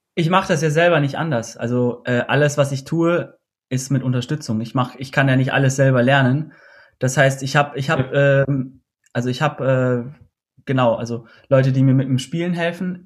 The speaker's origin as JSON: {"language": "German", "country": "Austria", "said": "ich komme aus Österreich"}